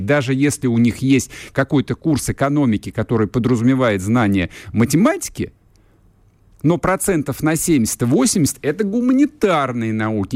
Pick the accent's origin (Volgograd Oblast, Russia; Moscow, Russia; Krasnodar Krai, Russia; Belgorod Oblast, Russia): Moscow, Russia; я в данном случае, как москвич